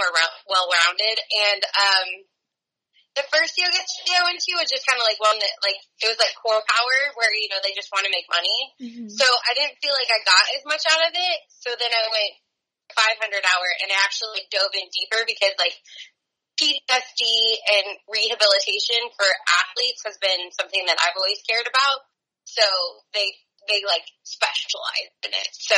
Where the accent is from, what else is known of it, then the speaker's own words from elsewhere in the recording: Truckee, California, United States; moved away as an adult; now in San Diego, United States; growing up in Tahoe and Truckee